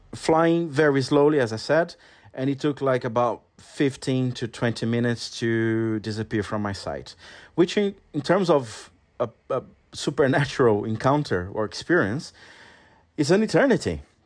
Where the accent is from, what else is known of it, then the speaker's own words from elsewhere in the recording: Brazil; English is a second language; moved away as an adult; now in London, United Kingdom; I was still living in my hometown, which is a very small town in Brazil